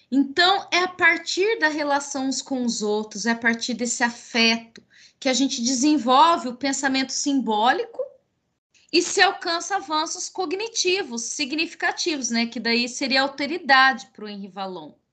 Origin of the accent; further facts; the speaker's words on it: Paraná, Brazil; sou paranaense. Mas a minha mãe é mineira.